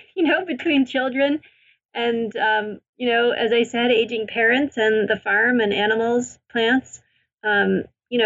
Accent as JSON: {"language": "English", "region": "Maine", "country": "United States", "tie": "born or raised there", "said": "I grew up in Maine."}